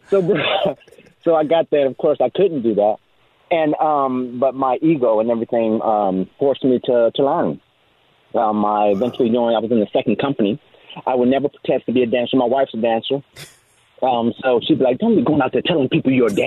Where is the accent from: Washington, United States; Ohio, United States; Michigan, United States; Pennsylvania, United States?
Ohio, United States; Dayton; moved away; I'm originally from Dayton, Ohio. I'm the oldest of five children.